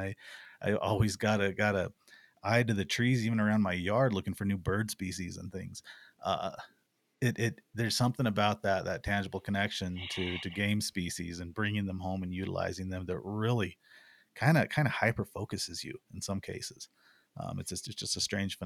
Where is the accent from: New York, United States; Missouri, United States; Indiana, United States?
Missouri, United States; moved away; I grew up in Missouri, in a small rural area.